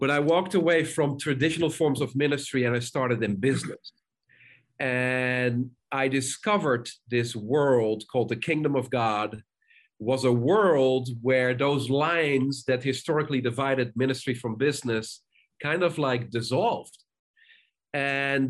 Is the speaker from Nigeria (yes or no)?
no; Netherlands; moved away; also born or lived in South Africa; I grew up in the Netherlands